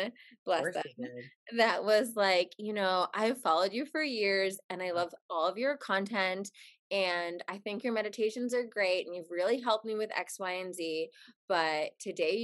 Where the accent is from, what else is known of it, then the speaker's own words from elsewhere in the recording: New Jersey, United States; growing up in Jersey, my mom has a sailor's mouth